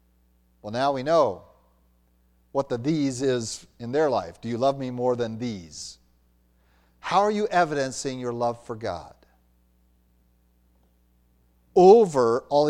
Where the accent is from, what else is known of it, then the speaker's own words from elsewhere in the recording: Minnesota, United States; If you've ever seen butchers come out to a flock, and I've seen that growing up in Minnesota